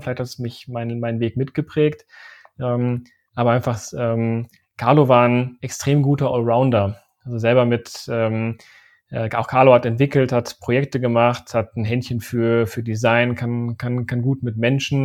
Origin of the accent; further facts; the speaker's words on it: Sauerland, North Rhine-Westphalia, Germany; moved away as an adult; also born or lived in Aachen; Ich komme eigentlich aus dem Sauerland.